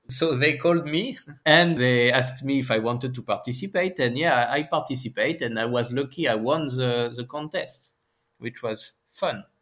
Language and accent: English; France; accent: French; English is a second language; my horrible French accent